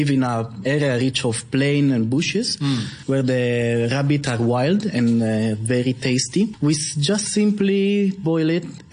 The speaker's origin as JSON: {"language": "English", "region": "Piedmont", "country": "Italy", "moved": "yes", "lives_now": "Hong Kong", "said": "I'm from Piedmont."}